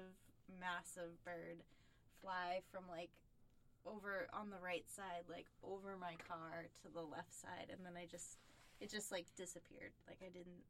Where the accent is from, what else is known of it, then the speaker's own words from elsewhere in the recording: West Bridgewater, Massachusetts, United States; I grew up in West Bridgewater